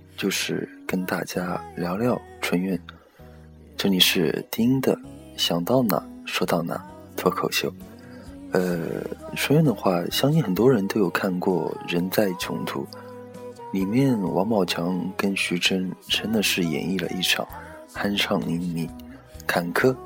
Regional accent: Taizhou, Jiangsu, China; 呃，我自己是泰州人，江苏泰州，不是浙江台州。很多朋友都以为我是台州的，呃，普通话不标准，硬上。

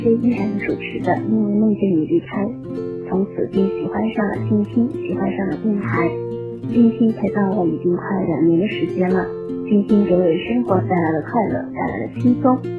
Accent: Nanyang, Henan, China; 大家好，

